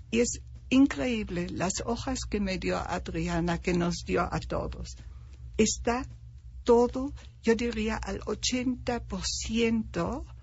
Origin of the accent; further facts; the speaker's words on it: Germany; now in Mexico; Yo soy alemana, 100% alemana.